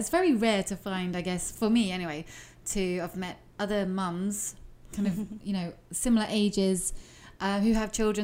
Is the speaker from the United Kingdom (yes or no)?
yes; London, United Kingdom; I'm from London, so I guess there's the whole pronunciation thing